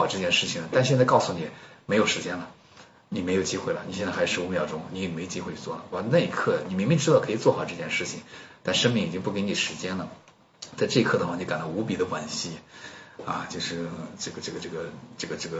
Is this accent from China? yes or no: yes; China; 现在当时有一万人，然后就我一个中国人，然后没有看到其他的啊那个国内去的人